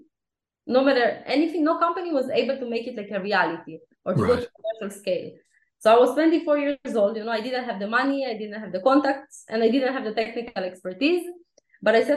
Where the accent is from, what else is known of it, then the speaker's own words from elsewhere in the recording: Israel; also born or lived in Ukraine; when I was 4 years old, my family immigrated to Israel